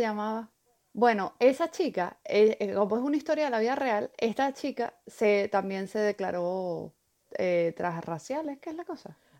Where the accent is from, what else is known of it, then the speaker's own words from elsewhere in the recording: Valencia, Carabobo, Venezuela; moved away; soy de aquí, de, Valencia, aquí, yo nací aquí